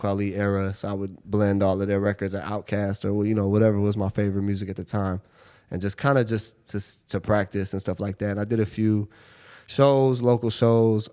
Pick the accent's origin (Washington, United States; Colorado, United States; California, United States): Washington, United States; Seattle; moved away as an adult; now in New York, United States; I grew up in Seattle. Um, I moved here when I was eighteen